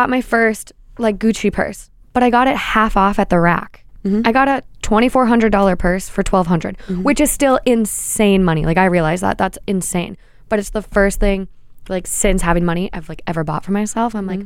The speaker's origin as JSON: {"language": "English", "town": "New York City", "region": "New York", "country": "United States", "said": "I don't know if it's because I'm from Brooklyn"}